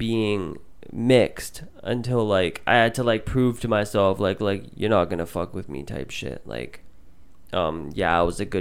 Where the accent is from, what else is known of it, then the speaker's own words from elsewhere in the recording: Surrey, British Columbia, Canada; also born or lived in Vancouver; I grew up in Surrey. And for anyone that doesn't know, Surrey is predominantly brown.